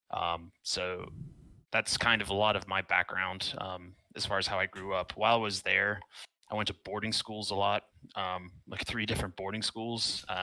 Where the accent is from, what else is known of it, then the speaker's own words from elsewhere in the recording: Georgia, United States; No, I I claim Georgia as my home state